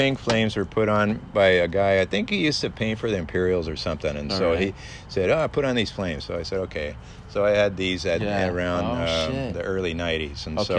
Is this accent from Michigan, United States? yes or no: yes; Detroit, Michigan, United States; born there; And so that's why I was born in Detroit, and my brother too.